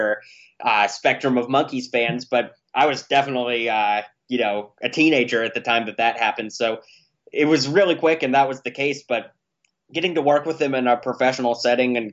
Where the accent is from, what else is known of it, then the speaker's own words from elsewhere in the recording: Pittsburgh, Pennsylvania, United States; I grew up in Pittsburgh, Pennsylvania